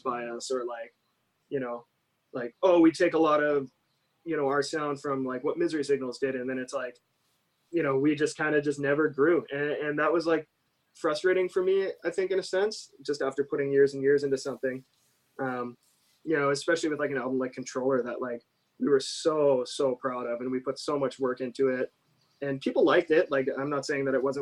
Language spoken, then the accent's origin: English; Canada; moved away as an adult; also born or lived in United States; I'm Canadian and I had been living in the US